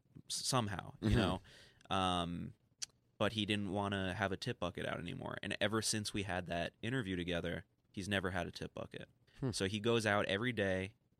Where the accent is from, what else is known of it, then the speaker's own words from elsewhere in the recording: New York City, New York, United States; I'm not from Brooklyn. I'm from Union Square.